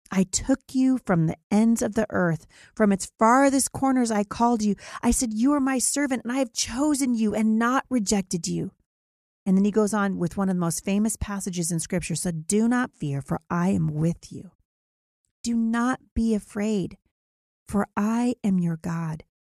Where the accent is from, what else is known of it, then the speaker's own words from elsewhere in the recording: Vancouver, Washington, United States; here in my hometown of Vancouver, Washington